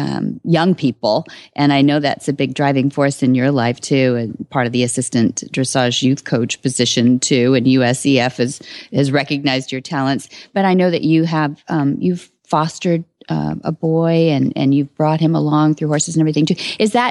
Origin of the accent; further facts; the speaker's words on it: Salt Lake City, Utah, United States; We grew up in Salt Lake.